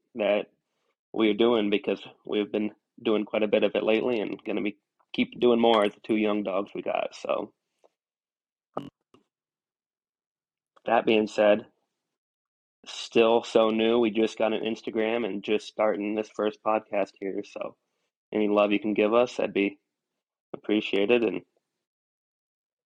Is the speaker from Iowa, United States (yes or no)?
yes; northeast Iowa, United States; I'm from kind of the northeast portion of Iowa